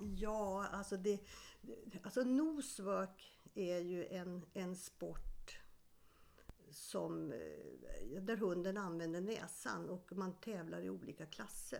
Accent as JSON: {"language": "Swedish", "town": "Stockholm", "region": "Stockholm County", "country": "Sweden", "tie": "born or raised there", "also_born_or_lived": "Sundsvall / Eskilstuna", "said": "jag är född i Sundsvall men flyttade till Stockholm när jag var sju år"}